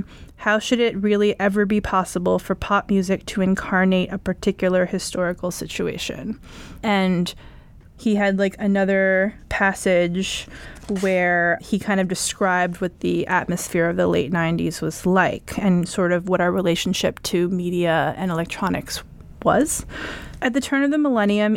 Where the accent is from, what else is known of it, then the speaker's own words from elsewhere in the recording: New York, United States; I grew up in New York